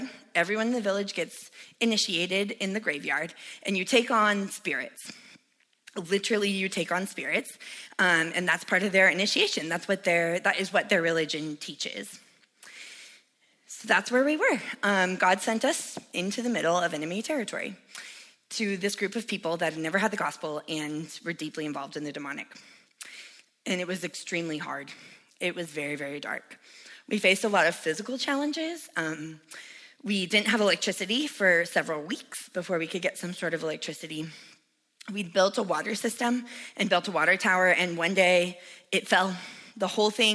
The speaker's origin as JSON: {"language": "English", "country": "United States", "tie": "born or raised there", "said": "I grew up here in America"}